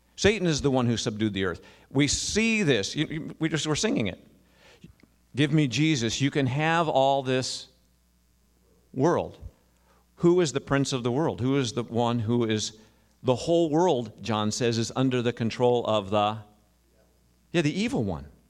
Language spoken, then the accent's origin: English; United States; we as American Christians